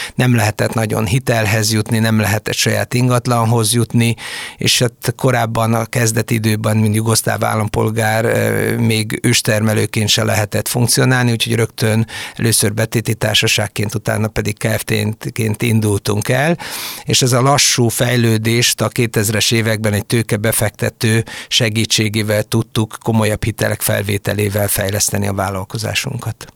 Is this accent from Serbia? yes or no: yes; Senta, Vojvodina, Serbia; moved away as an adult; also born or lived in Budapest, Hungary; now in Hungary; mindannyian délvidékről származunk, azaz a történelmi Magyarország területéről, valamikori Bácsbodrog bodrog vármegyéből, Zántáról, ami Szegettől délre a Tisza mentén található